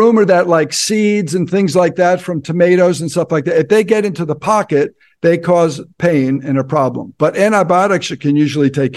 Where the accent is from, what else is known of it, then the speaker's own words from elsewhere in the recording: New Jersey, United States; moved away as an adult; also born or lived in Ohio / Hollywood, California; I'm from Jersey